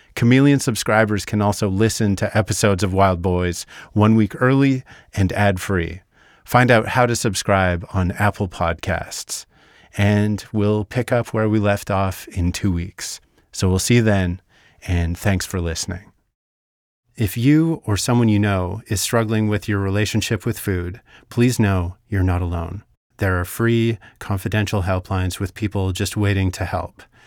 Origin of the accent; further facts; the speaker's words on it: Vernon, British Columbia, Canada; Growing up in Vernon, it's a tough place to feel proud of being from sometimes